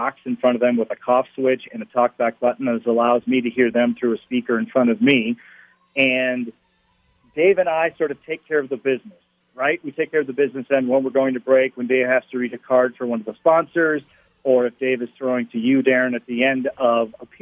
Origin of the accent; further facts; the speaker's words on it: Minnesota, United States; moved away as an adult; also born or lived in Denver; I grew up in Minnesota